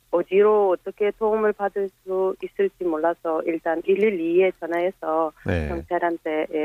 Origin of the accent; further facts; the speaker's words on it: Uzbekistan; Korean is a second language; now in South Korea; 저는 원래 우즈베키스탄 국적입니다.